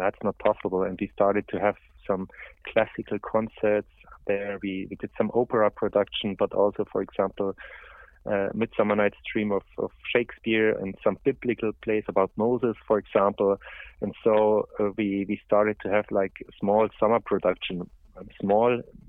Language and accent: English; Oberammergau, Bavaria, Germany; I was born in Oberammergau